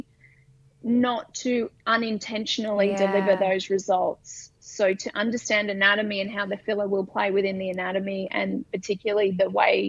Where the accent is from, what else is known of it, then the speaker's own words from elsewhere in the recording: Brisbane, Queensland, Australia; I'm from Brisbane